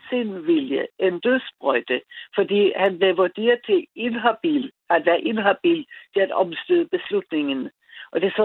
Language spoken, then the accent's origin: Danish; Austria; now in Ballerup, Denmark; det er jeg født i Østrig.